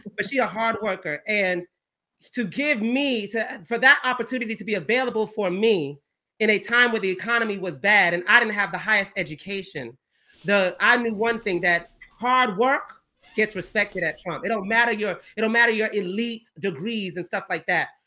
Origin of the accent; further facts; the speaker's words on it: Georgia, United States; I'm from the South. I'm from Georgia. Country, like, you know, we country down here, we Southern.